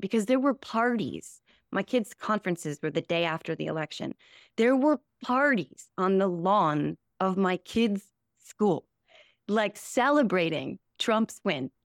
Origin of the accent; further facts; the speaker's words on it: New Jersey, United States; also born or lived in Morristown, New Jersey / Sussex County, New Jersey / Ireland / Saginaw, Michigan; I'm Born and raised in New Jersey, um, born in Morristown, New Jersey, nineteen seventy-four